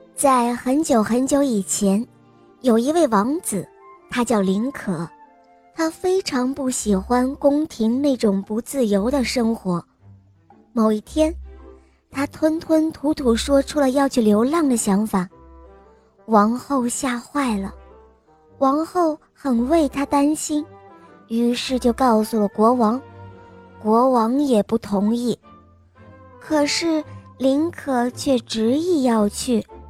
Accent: Chongqing, China; 今年六岁了，我来自重庆

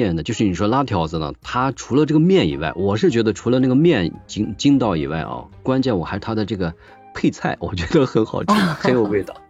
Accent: Northwest China, China; also born or lived in Urumqi; 因为我们也是西北人嘛，吃面的机会比较多。

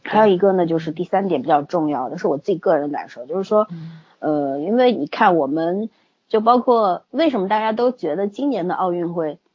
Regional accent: China; 我们中国人

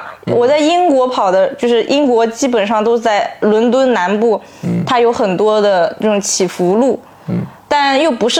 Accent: Zhejiang, China; 啊我就是江浙沪的

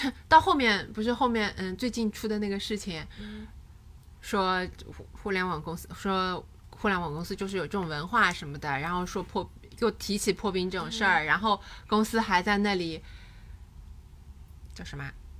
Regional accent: Hangzhou, Zhejiang, China; 在杭州，我高中那就是二零零七年、二零零六年的样子。

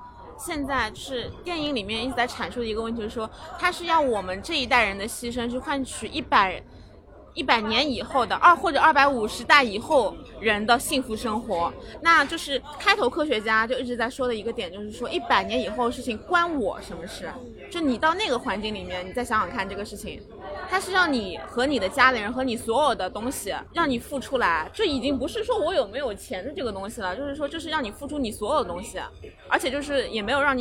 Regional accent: China; 我们中国人的观念嘛，

